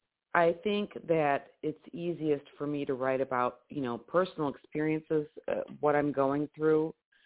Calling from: Detroit, Michigan, United States; So I'm calling from Detroit.

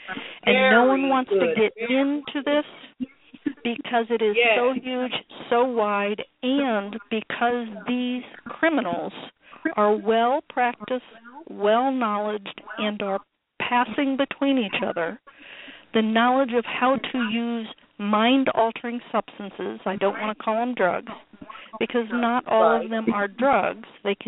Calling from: United States; America, let's put it that way.

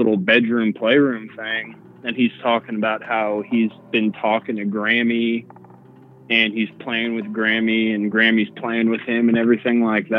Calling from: Denver, Colorado, United States; from Denver.

